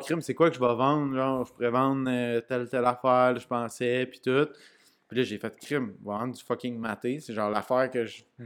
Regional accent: Canada; je suis un Canadien

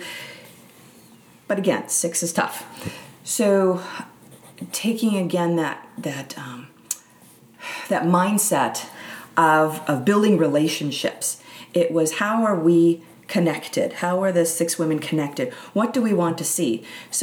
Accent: Milwaukee, Wisconsin, United States; moved away as an adult; also born or lived in Upper Peninsula of Michigan; I grew up in Milwaukee, Wisconsin, just outside

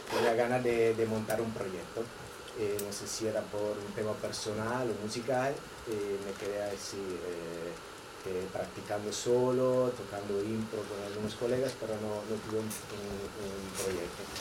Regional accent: Verona, Veneto, Italy; Spanish is a second language; moved away as an adult; now in Barcelona, Spain; eh, vengo de Italia y llevo unos 14 años aquí.

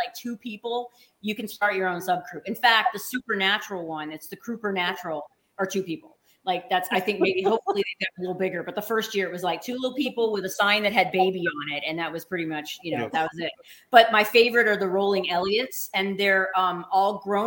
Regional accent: Louisiana, United States; moved away as an adult; also born or lived in Los Angeles / New Orleans; now in Michigan, United States; I'm from Louisiana. My water does not freeze

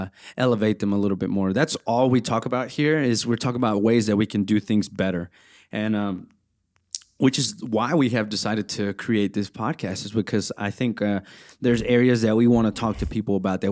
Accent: Center, Texas, United States; I am a resident manager. I'm part-time here at ETBU. I'm from Center, Texas, which is only an hour from here.

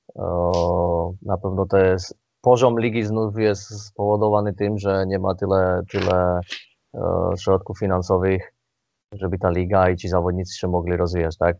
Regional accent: Slovakia; now in Poland; jestem Słowakiem

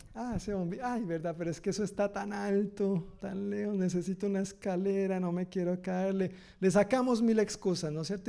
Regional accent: Colombia; now in Tacoma, United States

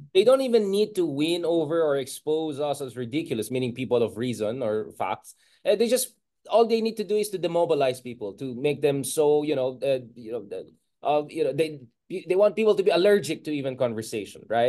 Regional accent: Baguio, Cordillera Administrative Region, Philippines; I come from, you know, the north. I was born in Baguio, literally Marcos Highway almost

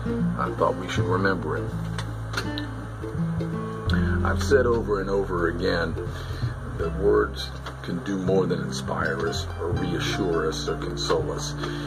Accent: Melbourne, Florida, United States; I've been teaching and coaching down here in my hometown of Melbourne, Florida, for the past 35 years.

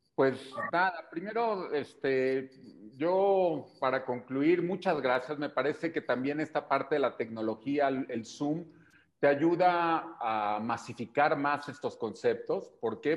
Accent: Mexico; como mexicanos

